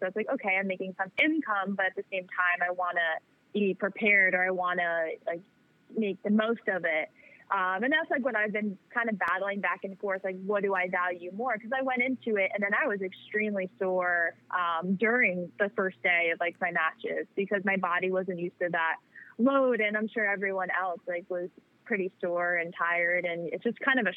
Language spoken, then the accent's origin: English; New York, United States; I'm from New York